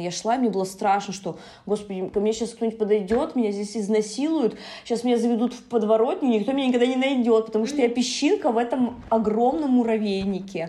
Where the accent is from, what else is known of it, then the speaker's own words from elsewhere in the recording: Yaroslavl, Yaroslavl Oblast, Russia; moved away as an adult; now in Saint Petersburg, Russia; в Ярославль, да, в мой родной город